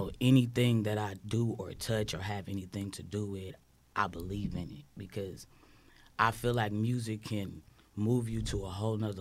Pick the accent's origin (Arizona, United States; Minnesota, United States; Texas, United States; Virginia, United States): Texas, United States; Houston; also born or lived in Alief, Houston / Missouri City, Texas; I'm born and raised in Houston